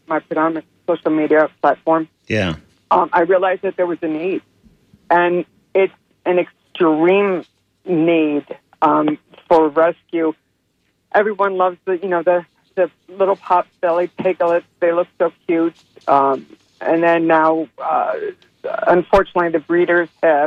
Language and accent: English; South Florida, United States; moved away as an adult; now in Bartow, United States; I'm actually from South Florida, and I moved here, Central Florida, in Bartow in 2005